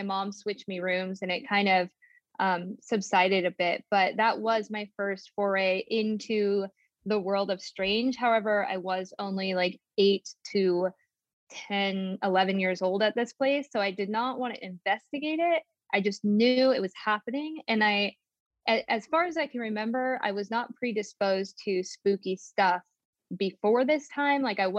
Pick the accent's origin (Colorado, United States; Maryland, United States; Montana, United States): Montana, United States; Billings; also born or lived in California; So I was born in California, and then my mom and my grandma and I, we moved to Billings, Montana, where we got this duplex.